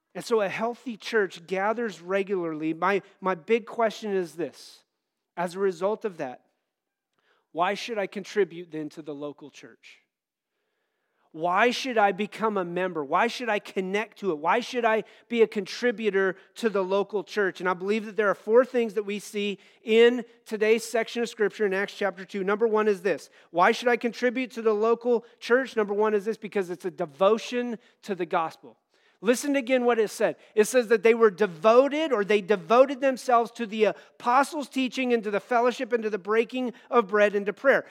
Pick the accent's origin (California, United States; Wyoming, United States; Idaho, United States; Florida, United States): Wyoming, United States; moved away; the church I grew up in out in Wyoming